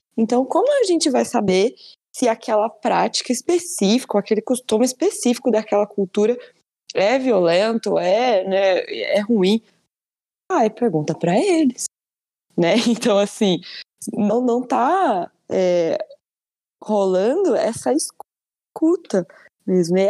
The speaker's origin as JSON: {"language": "Portuguese", "country": "Brazil", "said": "enquanto né, brasileiros e brasileiras"}